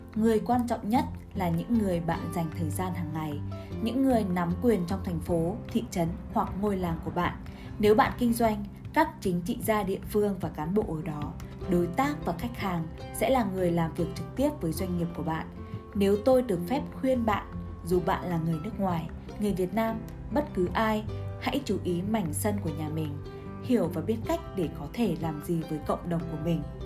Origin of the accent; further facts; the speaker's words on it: United States; now in Vietnam; Tôi là một doanh nhân người Mỹ, đang sống ở Việt Nam